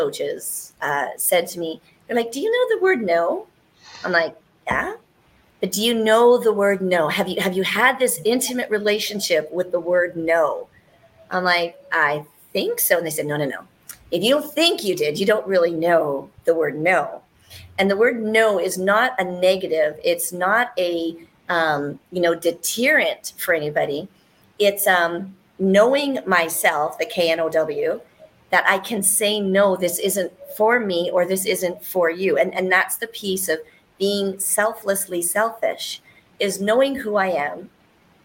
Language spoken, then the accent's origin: English; Canada; I'm Canadian